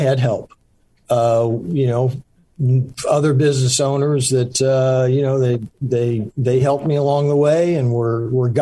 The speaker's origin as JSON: {"language": "English", "region": "Central Florida", "country": "United States", "tie": "born or raised there", "also_born_or_lived": "Charleston, South Carolina / Winter Park, Florida / Longwood, Florida", "said": "pretty much grew up in Florida, in Central Florida"}